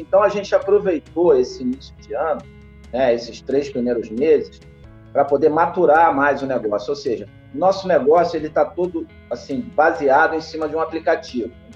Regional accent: Brazil; como brasileiro

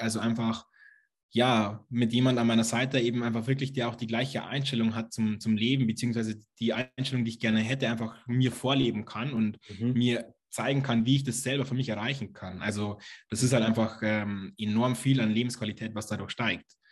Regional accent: Lower Bavaria, Germany; Ich komme aus Niederbayern, aus einem kleinen Dorf sozusagen.

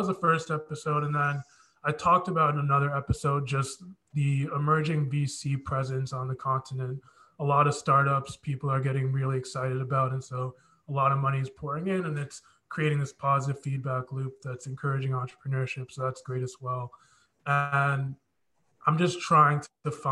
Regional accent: United States; I am fully Nigerian. Both my parents are Nigerian, but I was born here

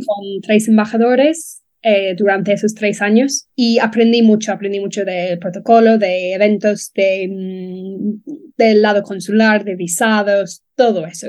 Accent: Dublin, Leinster, Ireland; Spanish is a second language; moved away as an adult; also born or lived in Alcázar de San Juan, Spain; now in Spain; soy de Dublín, de Lama, tengo 35 años y mm, me mudé a España con 20 años

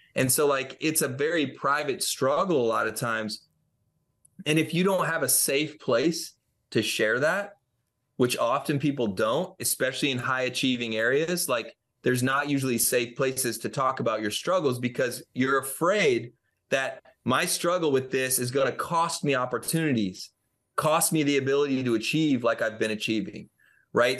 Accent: Franklin, Tennessee, United States; my hometown of Franklin, Tennessee

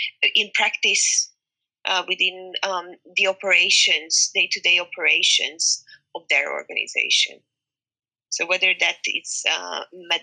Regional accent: Hungary; I'm from Hungary

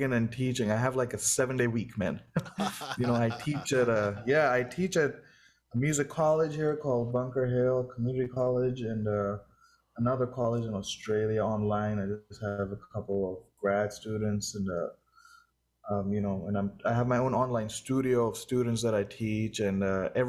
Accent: India; moved away as an adult; also born or lived in Los Angeles; now in Boston, United States; I'm from India and it goes really hot there. And it's been like 7 years, maybe 8 years now I've been

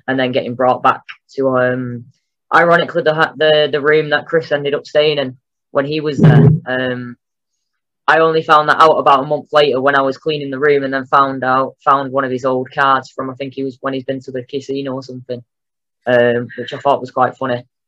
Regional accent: England, United Kingdom; moved away as an adult; also born or lived in Mexico / United States; I turn up as an Englishman

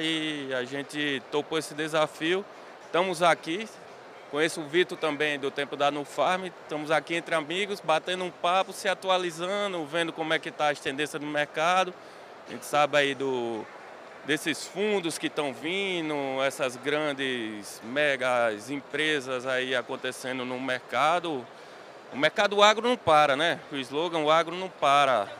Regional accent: Natal, Rio Grande do Norte, Brazil; now in Mossoró, Brazil; sou natural de Natal, mas hoje fico sediado em Mossoró

